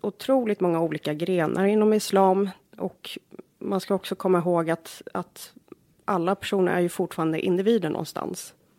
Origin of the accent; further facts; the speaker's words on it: Jordbro, Stockholm County, Sweden; also born or lived in Australia / Bromma; now in Järfälla, Sweden; jag växte upp i Jordbro. Det är en förort söder om Stockholm